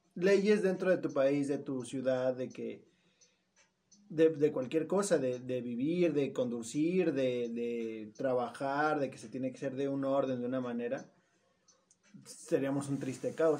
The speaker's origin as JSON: {"language": "Spanish", "country": "Mexico", "said": "de aquí de México"}